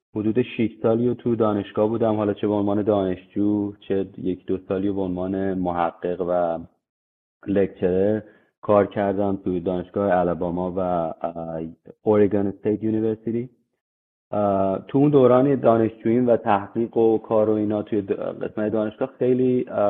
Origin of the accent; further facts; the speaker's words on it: Iran; moved away; من خیلی تو ایران بزرگ شدم فارسیم خیلی خوبه